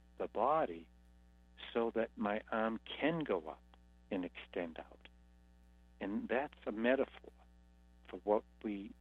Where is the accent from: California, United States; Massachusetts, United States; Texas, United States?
Massachusetts, United States; Boston; I come from Boston. I'm an Irish Catholic Hindu Buddhist